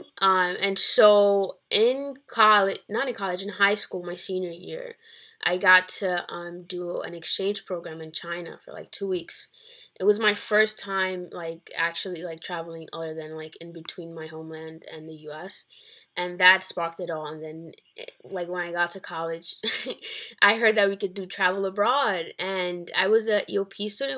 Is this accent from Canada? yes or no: no; Dominican Republic; now in Bronx, United States; I was born in the Dominican Republic, and I live in the Bronx. I've been living in the Bronx for about, I think, 13 years or 10 years